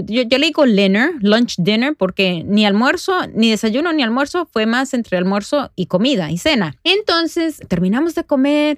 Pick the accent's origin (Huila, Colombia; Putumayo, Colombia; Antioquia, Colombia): Antioquia, Colombia; Medellín; now in New Jersey, United States; Soy una mamá latina, nacida en Medellín, Colombia, aquí viviendo en Nueva Jersey